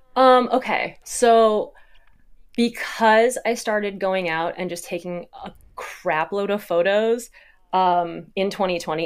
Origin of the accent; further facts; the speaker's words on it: Midwest, United States; growing up in the Midwest, you've got a lot of, like, kind of farm, barn